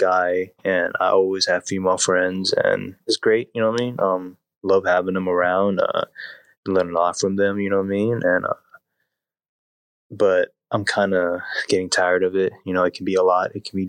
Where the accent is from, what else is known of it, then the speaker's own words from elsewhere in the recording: Des Moines, Iowa, United States; I'm from Des Moines, Iowa.